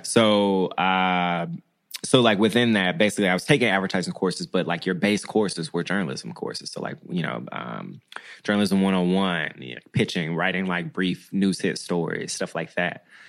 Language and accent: English; Memphis, Tennessee, United States; moved away; also born or lived in Washington, D.C. / Bogalusa, Louisiana; I'm from Memphis. I'm from Tennessee.